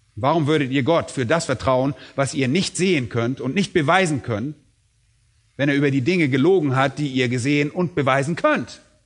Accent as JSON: {"language": "German", "country": "Germany", "said": "bei uns in Deutschland"}